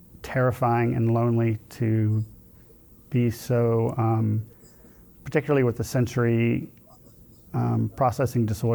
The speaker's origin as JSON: {"language": "English", "town": "Houston", "region": "Texas", "country": "United States", "tie": "born or raised there", "said": "I grew up in Sharpstown, so I lived, you know, a 10-minute walk from Sharpstown Mall"}